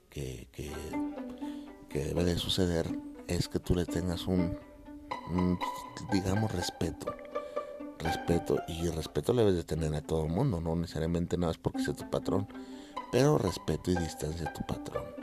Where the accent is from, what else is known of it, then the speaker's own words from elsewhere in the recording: Mexico; que se presente … es un cantante muy popular acá en mi país